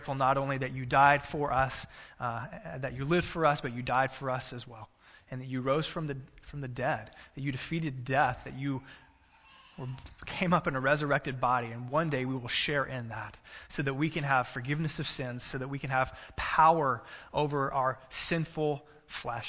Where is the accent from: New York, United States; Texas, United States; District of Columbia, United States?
Texas, United States; now in Cissna Park, Illinois, United States; I'm from Texas.